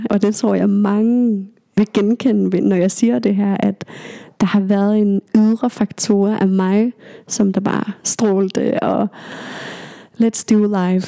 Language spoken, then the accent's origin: Danish; Aalborg, North Denmark Region, Denmark; born there; also born or lived in Greenland; jeg er født i Aalborg, bare lige for at nævne det, og vi har været her i, eller i Aalborg i nogle år, og så flyttet tilbage til Grønland og så videre.